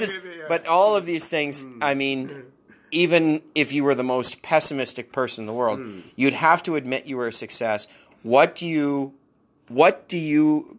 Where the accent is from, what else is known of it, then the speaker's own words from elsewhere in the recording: Saint John, New Brunswick, Canada; And it makes sense that that I felt that way being from here.